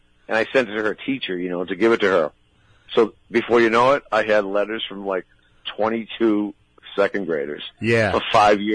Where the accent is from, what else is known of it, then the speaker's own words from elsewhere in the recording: Boston, Massachusetts, United States; I grew up in Boston